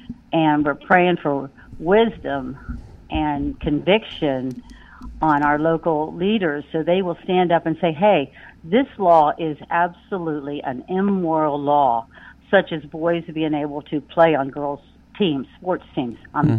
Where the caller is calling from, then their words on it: Pennsylvania, United States; from PA.